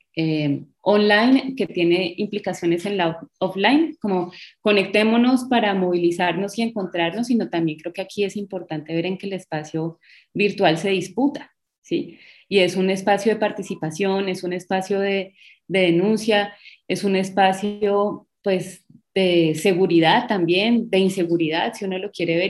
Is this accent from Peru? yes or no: no; Bogotá, Colombia; now in Cali, Colombia; yo soy eh, de Bogotá, hace mucho tiempo me vine para Cali